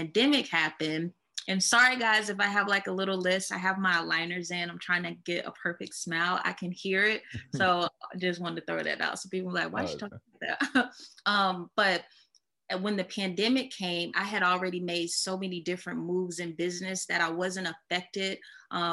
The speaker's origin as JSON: {"language": "English", "town": "Columbia", "region": "South Carolina", "country": "United States", "tie": "born or raised there", "moved": "as an adult", "lives_now": "Charlotte, United States", "said": "I'm originally from Columbia, South Carolina"}